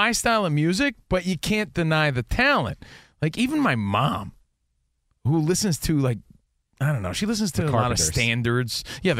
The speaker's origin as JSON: {"language": "English", "region": "New Jersey", "country": "United States", "said": "I'm from Jersey, man."}